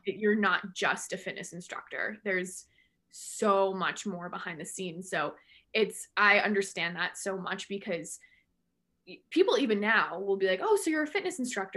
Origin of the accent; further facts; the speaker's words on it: Central Massachusetts, United States; also born or lived in Amherst, Massachusetts; I'm from Central Mass and grew up dancing